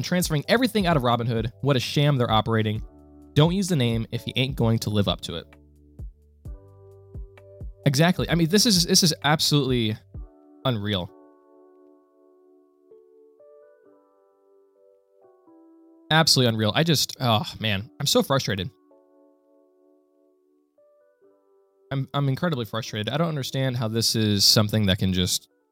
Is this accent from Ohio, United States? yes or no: yes; Ohio, United States; I am from Ohio in the United States. I am a Buckeye